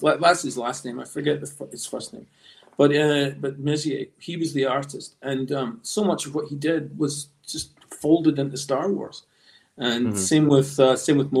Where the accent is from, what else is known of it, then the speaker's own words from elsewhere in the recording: Scotland, United Kingdom; also born or lived in Los Angeles, United States; I was born actually in Los Angeles and spent a few years in America before my family settled back in Scotland.